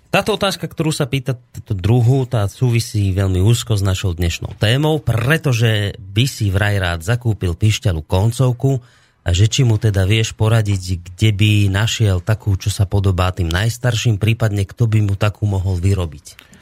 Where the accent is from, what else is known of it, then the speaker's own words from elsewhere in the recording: Slovakia; tu u nás v našej oblasti, doma na Slovensku